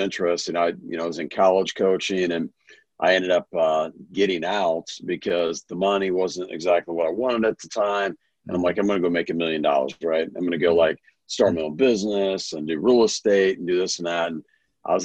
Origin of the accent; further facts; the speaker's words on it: Kansas City, United States; born and raised in Kansas City area